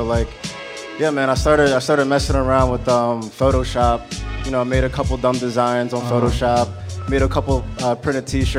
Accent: Atlantic City / Cherry Hill, New Jersey, United States; moved away as an adult; now in Philadelphia, United States; I was born in Atlantic City, then I moved to Cherry Hill.

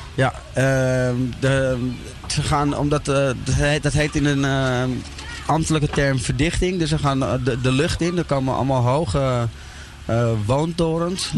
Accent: Amsterdam, North Holland, Netherlands; ik ben eh, opgegroeid in Amsterdam-Oost

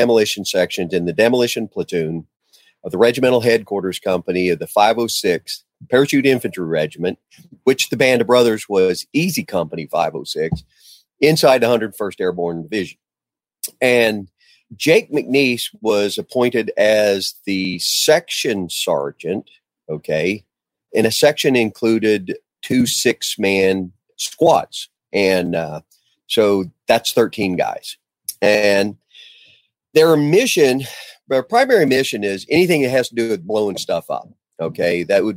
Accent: Ponca City, Oklahoma, United States; I moved back home to Ponca City, Oklahoma.

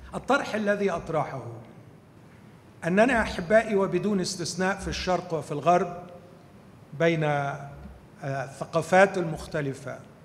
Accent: Egypt; إحنا عندنا في مصر

